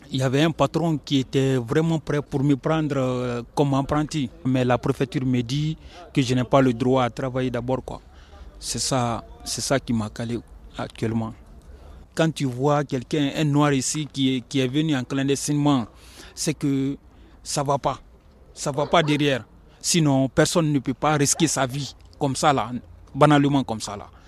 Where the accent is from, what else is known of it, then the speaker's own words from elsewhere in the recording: Guinea; moved away as an adult; also born or lived in Spain; now in Gap, France; je suis guinéen. Ça fait un an de cela, je suis à Gap ici. Je suis demandeur d'asile. Je suis rentré en Espagne, j'ai fait juste un mois là-bas, je suis passé en France ici.